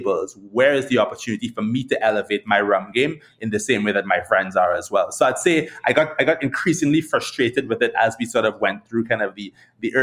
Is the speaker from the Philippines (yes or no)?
no; Trinidad & Tobago; now in United States; growing up in Trinidad